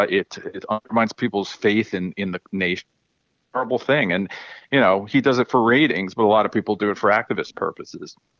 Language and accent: English; New York, United States; growing up in New York